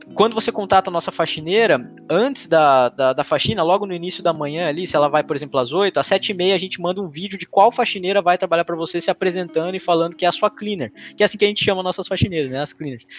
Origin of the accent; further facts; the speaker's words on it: Lençóis Paulista, São Paulo, Brazil; moved away as an adult; also born or lived in Ilha Solteira; now in Bauru, Brazil; apesar de todo mundo achar que eu sou de Bauru, eu sou de Lençóis Paulista, que é outra cidade